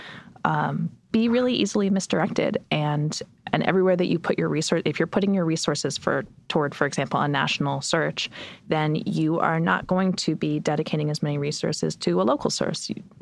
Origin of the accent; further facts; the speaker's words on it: United States; as an American